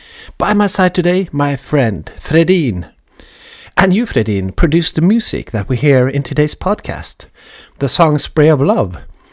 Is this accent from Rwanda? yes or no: no; Bergen, Vestland, Norway; moved away; also born or lived in Oslo; I grew up in Bergen, and thereafter Oslo.